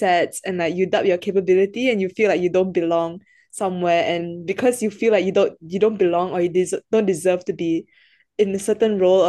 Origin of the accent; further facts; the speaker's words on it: Malaysia; moved away as an adult; now in Singapore; I am actually Malaysian. So I came to NUS. I came to Singapore for uni in 2020. So prior to NUS, I didn't study in Singapore at all.